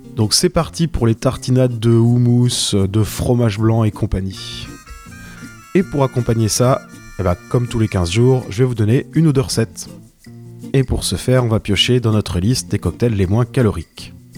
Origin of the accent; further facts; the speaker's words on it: Brittany, France; cette fierté locale, puisque je suis breton